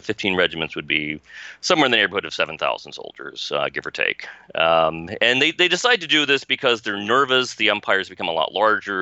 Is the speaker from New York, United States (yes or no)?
no; Leavenworth, Kansas, United States; I grew up in Leavenworth, Kansas